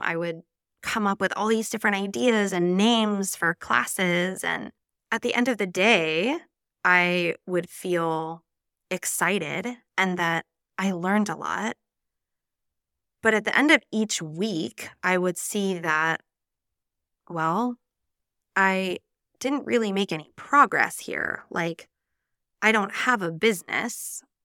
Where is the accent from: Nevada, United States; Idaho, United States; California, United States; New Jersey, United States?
Nevada, United States; moved away as an adult; now in Spain; I'm an American from the beautiful state of Nevada, and I moved to Spain almost nine years ago now